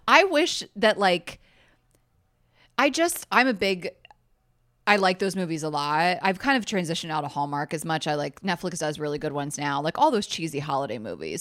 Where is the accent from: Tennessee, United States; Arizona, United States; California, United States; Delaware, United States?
Delaware, United States; moved away as an adult; also born or lived in Clemson, South Carolina / Atlanta, Georgia; now in New York, United States; I grew up in Delaware.